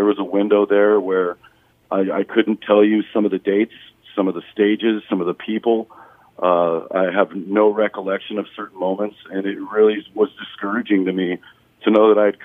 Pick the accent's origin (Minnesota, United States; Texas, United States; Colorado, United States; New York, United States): Colorado, United States; I grew up in Colorado near a whole bunch of railroad tracks